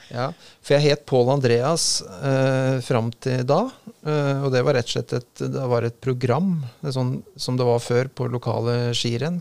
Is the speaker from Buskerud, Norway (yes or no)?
yes; Drammen, Buskerud, Norway; also born or lived in Tønsberg; jeg trådte mine barnesko i Drammen.